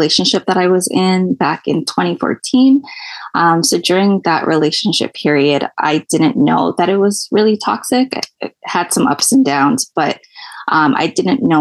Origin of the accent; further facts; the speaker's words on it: Toronto, Ontario, Canada; I'm from Toronto, Canada.